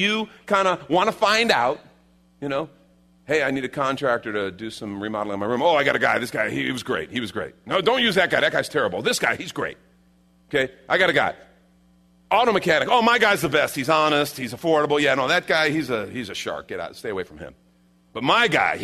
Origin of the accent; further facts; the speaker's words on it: Chicago, Illinois, United States; I grew up in Chicago, right? You know, I didn't grow up in the Bible Belt.